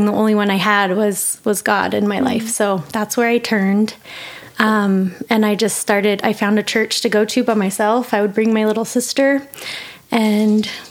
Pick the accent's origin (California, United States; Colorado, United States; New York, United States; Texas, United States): Colorado, United States; Monument; moved away as an adult; Born in Colorado Springs, grew up in a little tiny town, Monument